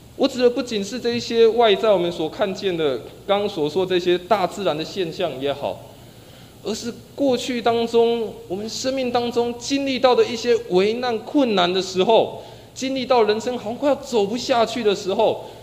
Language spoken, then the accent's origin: Chinese; Taiwan; 生活在台湾的我们